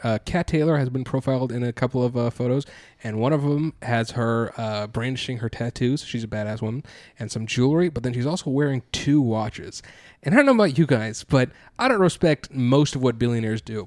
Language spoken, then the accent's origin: English; India; I am an Indian individual